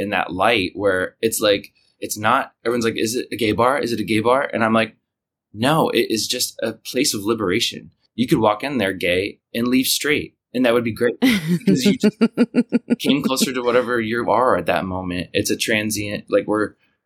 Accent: Kansas, United States; now in New York, United States; I'm from Kansas

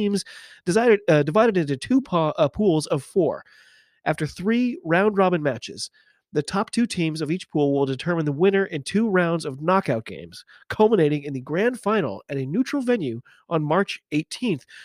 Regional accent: United States; I'm an American rugby fan

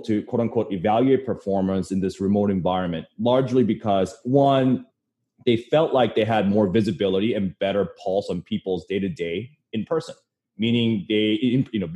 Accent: Canada; now in New York City, United States; I'm originally from Canada, so snow kind of reminds me of home sometimes

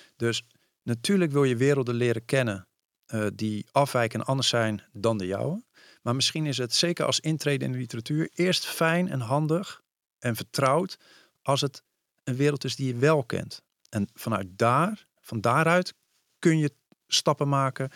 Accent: Vlaardingen, South Holland, Netherlands; moved away as an adult; also born or lived in Amsterdam; ik zei eigenlijk heel trots. Vlaardingen.

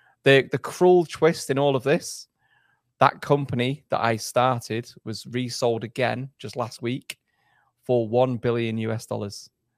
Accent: England, United Kingdom; also born or lived in Germany; Actually, I was born in Germany. My dad's a soldier, so my dad was posted overseas. So I was born in Germany, and then I did my schooling in England, essentially.

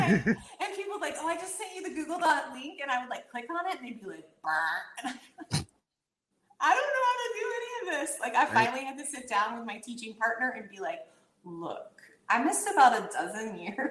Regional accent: the South, United States; I grew up in the South

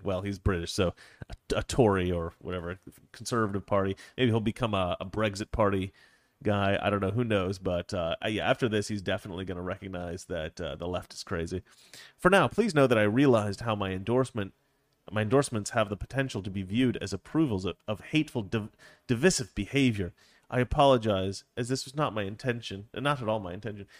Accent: Oregon, United States; I'm from Oregon

